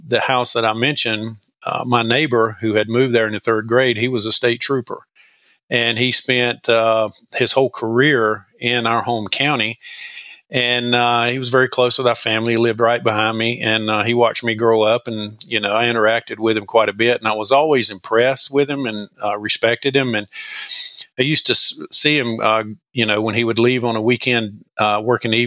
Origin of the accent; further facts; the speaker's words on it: Madison, North Carolina, United States; I grew up in Madison Med Ann, which is north central North Carolina